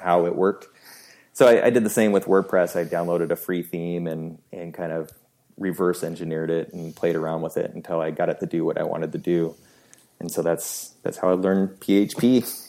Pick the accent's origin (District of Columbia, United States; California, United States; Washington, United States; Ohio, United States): Washington, United States; Seattle; I was born and raised in Seattle, Washington. So I'm still living here